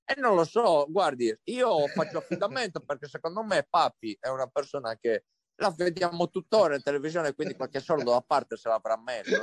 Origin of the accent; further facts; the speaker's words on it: Sardinia, Italy; io sono sardo